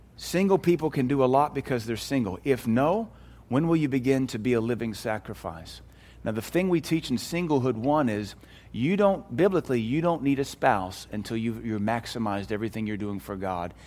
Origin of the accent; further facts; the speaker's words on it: United States; We as American Christians